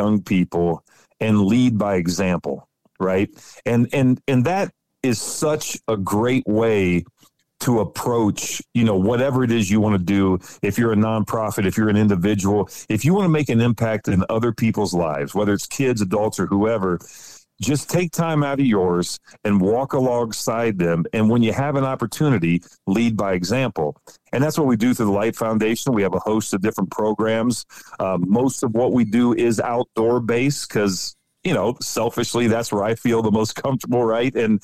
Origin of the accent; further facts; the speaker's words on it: West Central Ohio, United States; I grew up in the Midwest, grew up right, central Ohio on the Indiana border. So West Central Ohio